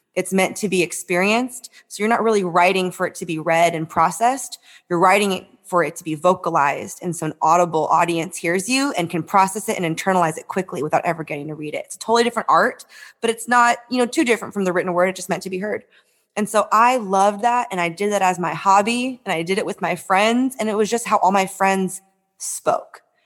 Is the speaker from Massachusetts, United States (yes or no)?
no; San Francisco, California, United States; I grew up in San Francisco.